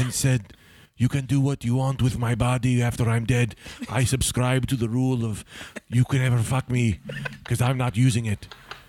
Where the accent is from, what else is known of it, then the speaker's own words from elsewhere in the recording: New Jersey, United States; Yes, I'm from Bergen County.